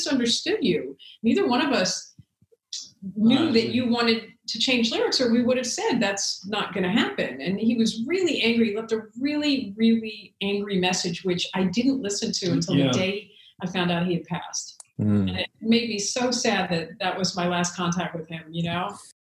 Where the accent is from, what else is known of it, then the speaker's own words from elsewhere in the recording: New York, United States; I'm from New York